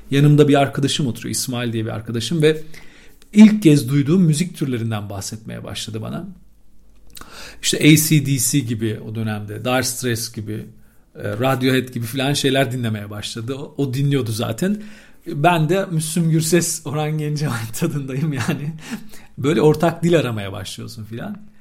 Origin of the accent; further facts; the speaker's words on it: Istanbul, Turkey; İstanbul'un çok eski semtlerinden bir tanesinde doğup büyüdüm ben bizim Haydar semti.